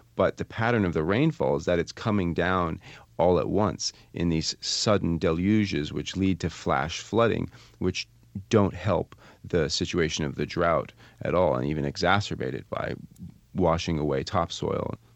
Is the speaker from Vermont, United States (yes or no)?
yes; Vermont, United States; I'm from Vermont